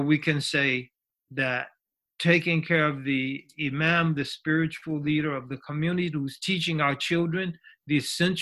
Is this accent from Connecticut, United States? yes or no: yes; Connecticut, United States; I grew up in Connecticut.